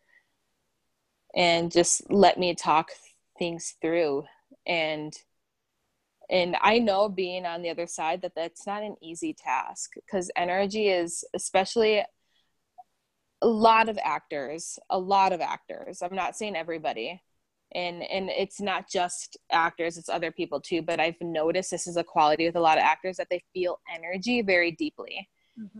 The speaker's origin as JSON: {"language": "English", "region": "South Dakota", "country": "United States", "also_born_or_lived": "Minnesota", "moved": "as an adult", "lives_now": "Los Angeles, United States", "said": "I'm from South Dakota"}